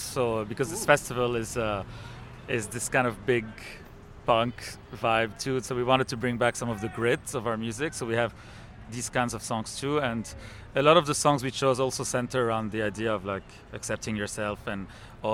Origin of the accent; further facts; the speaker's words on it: Lebanon; moved away; also born or lived in Montreal / New York; we're both from Lebanon and live in Montreal and New York.